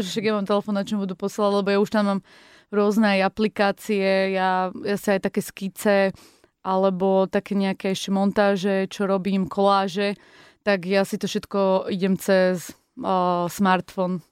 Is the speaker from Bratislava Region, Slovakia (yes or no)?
no; Zlaté Moravce, Nitra Region, Slovakia; v Zlatých Moravciach, kde som sa narodila